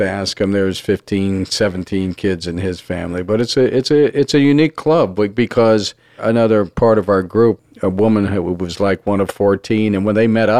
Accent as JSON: {"language": "English", "town": "Los Angeles", "region": "California", "country": "United States", "said": "I'm from Los Angeles"}